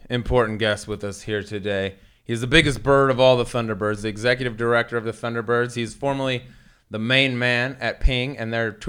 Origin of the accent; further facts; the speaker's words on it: Arkansas, United States; we're all from Arkansas